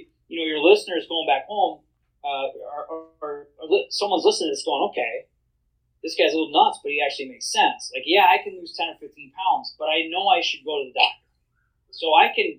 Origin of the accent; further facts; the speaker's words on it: Wisconsin, United States; I'm from Wisconsin. I have to say that. It's in my blood